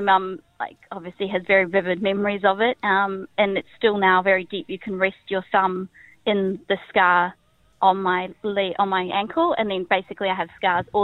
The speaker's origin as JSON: {"language": "English", "country": "South Africa", "tie": "born or raised there", "moved": "yes", "said": "I was born in South Africa"}